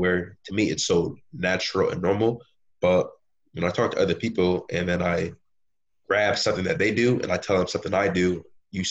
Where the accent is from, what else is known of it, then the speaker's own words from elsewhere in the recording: Bridgeport, Connecticut, United States; growing up in Connecticut in Bridgeport